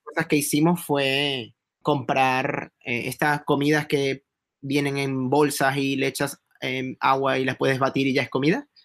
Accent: Venezuela; moved away as an adult; also born or lived in Spain; yo me fui de Venezuela entre el 2004-2005

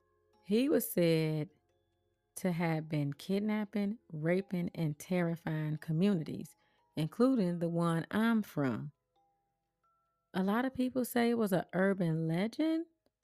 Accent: Chicago, Illinois, United States; Growing up in Chicago

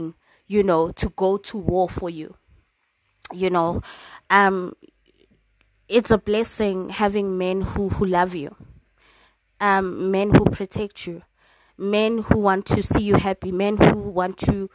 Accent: South Africa; as a South African woman

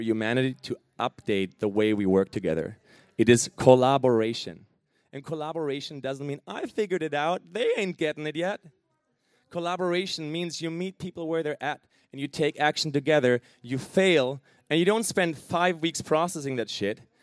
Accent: Germany; moved away; I'm originally from Germany

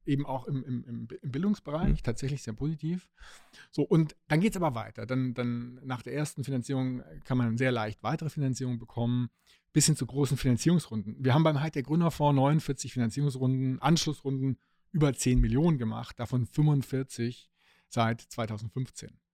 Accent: Stuttgart, Baden-Württemberg, Germany; meine Heimatstadt, wo eben äh, die Autoindustrie sitzt

